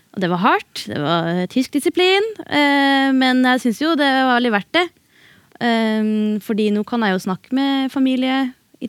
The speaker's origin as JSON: {"language": "Norwegian", "town": "Bodø", "region": "Nordland", "country": "Norway", "tie": "born or raised there", "also_born_or_lived": "Beiarn", "said": "Først så vokste jeg opp i Beiarn"}